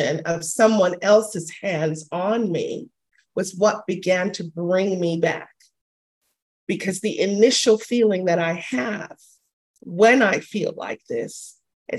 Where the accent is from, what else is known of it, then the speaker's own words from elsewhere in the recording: Panama; I'm a Latina. I'm from Panama. And being raised within that culture